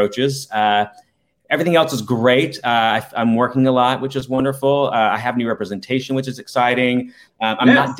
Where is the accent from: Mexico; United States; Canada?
United States; Decatur, Alabama; growing up gay at my age is not the same as growing up gay as it is now in Decatur, Alabama